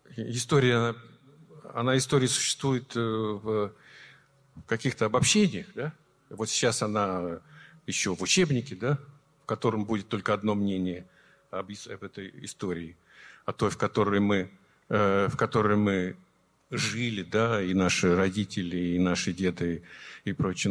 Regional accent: Nizhniye Sergi, Sverdlovsk Oblast, Russia; moved away; мы жили, я родился в Нижней Сегах, а это родина моей мамы

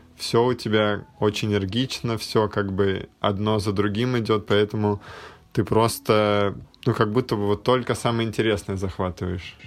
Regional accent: Moscow, Russia; я, например, родился в Москве и как бы всю жизнь здесь живу, всю жизнь здесь рос

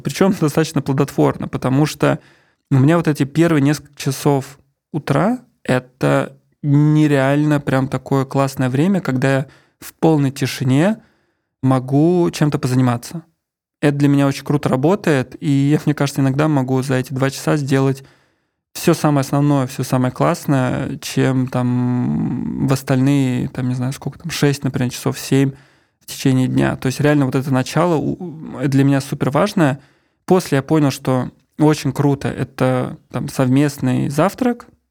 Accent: Ramenskoye, Moscow Oblast, Russia; moved away; also born or lived in Saint Petersburg; я из Раменского, из Мособласти, и я всю жизнь, половина жизни, получается, я прожил в 500 метрах от леса

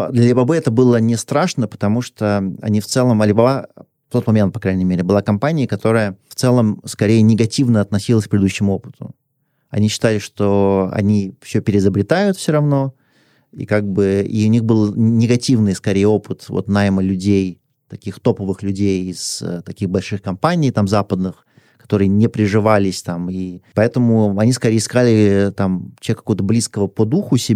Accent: Russia; moved away as an adult; also born or lived in Hong Kong / China; Я вернулся в Россию уже

